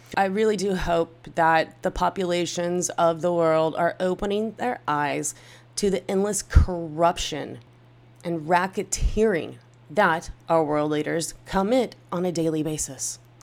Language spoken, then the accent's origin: English; United States; as an American